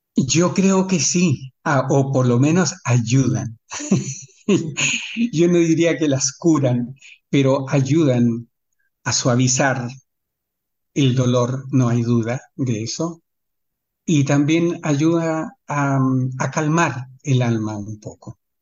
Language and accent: Spanish; Chile; now in Sydney, Australia; como chileno